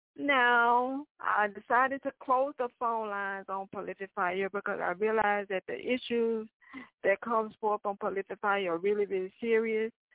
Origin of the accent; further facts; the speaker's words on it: the South, United States; I'm from the South.